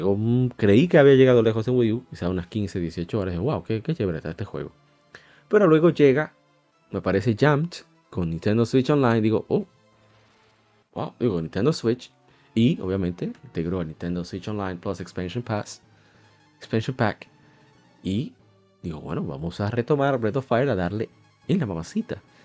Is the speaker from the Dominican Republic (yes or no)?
yes; Santo Domingo, Distrito Nacional, Dominican Republic; Soy de República Dominicana, Santo Domingo